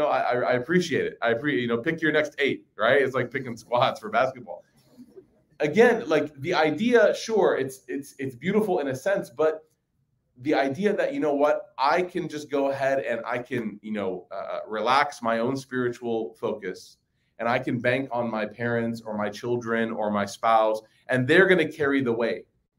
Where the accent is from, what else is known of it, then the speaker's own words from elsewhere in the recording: Chicago, Illinois, United States; growing up in Chicago